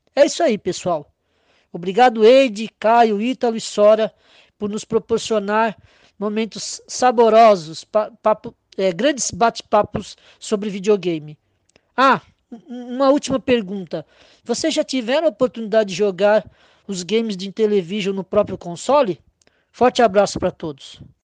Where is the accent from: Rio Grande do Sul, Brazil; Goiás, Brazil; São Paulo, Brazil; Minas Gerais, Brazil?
São Paulo, Brazil; sou de São Paulo, capital